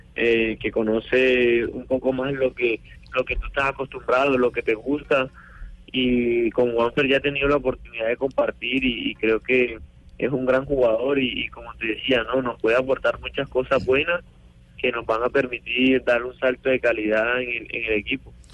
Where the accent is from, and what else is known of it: Colombia; now in Argentina